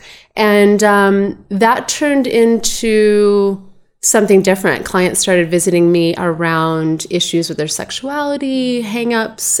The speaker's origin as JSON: {"language": "English", "town": "Boise", "region": "Idaho", "country": "United States", "also_born_or_lived": "Los Angeles, California", "said": "I'm originally from Boise"}